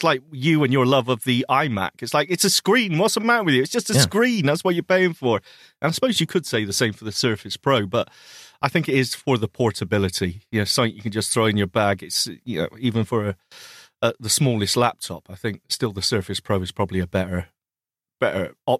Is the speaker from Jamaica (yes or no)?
no; United Kingdom; I'm British.